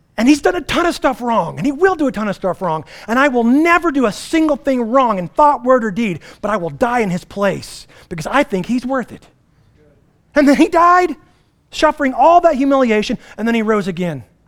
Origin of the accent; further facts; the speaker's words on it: United States; as American Western Christians